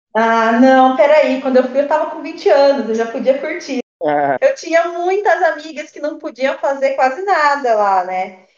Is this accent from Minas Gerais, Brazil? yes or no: no; Taubaté, São Paulo, Brazil; also born or lived in United States; eu sou da cidade de Taubaté